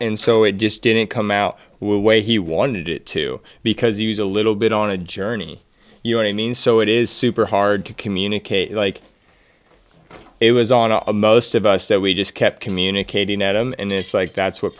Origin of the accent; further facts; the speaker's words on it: Oregon, United States; And we are all from the Pacific Northwest. I'm pretty happy